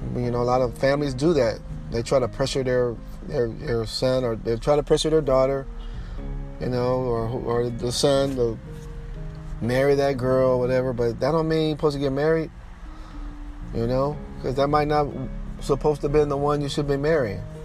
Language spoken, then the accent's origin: English; United States; I'm from the United States